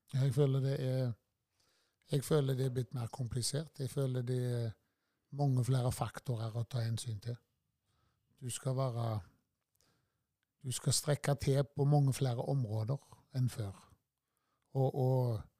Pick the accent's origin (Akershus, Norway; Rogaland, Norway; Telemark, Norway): Rogaland, Norway; Tysvær; født og oppvokst på Førland. Og har bodd eh, med unntak av studieårene i Tysvær hele livet